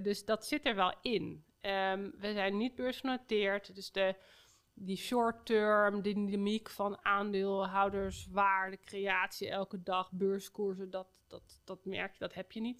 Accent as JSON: {"language": "Dutch", "town": "Amsterdam", "region": "North Holland", "country": "Netherlands", "said": "ik niet als Amsterdammer"}